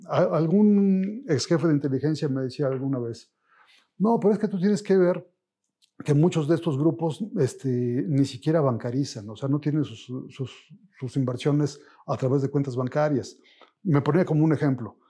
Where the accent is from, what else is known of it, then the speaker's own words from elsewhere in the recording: Mexico; vernos en un espejo como mexicanos